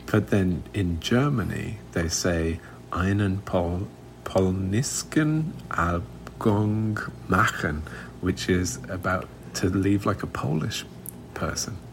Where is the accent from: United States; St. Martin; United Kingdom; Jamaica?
United Kingdom; moved away; growing up in Europe